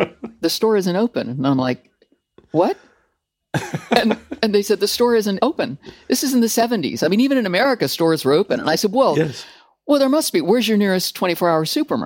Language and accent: English; California, United States; moved away as an adult; also born or lived in Macedonia; now in United Kingdom; I'm from California